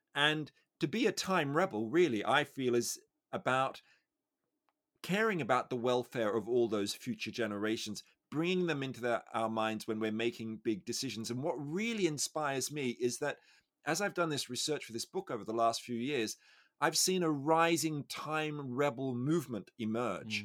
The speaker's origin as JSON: {"language": "English", "country": "Australia", "said": "I'm Australian"}